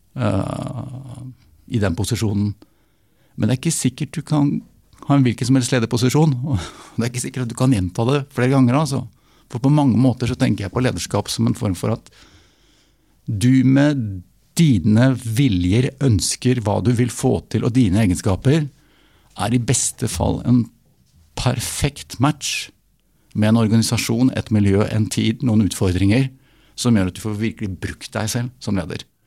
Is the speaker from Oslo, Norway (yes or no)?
yes; Oslo, Norway; Nå kommer jeg fra Oslo